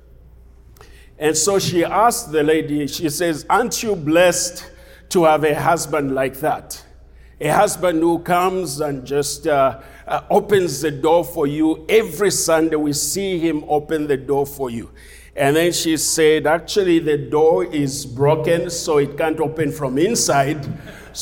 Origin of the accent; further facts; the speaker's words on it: Zambia; moved away; I'm from Zambia, originally from Zambia.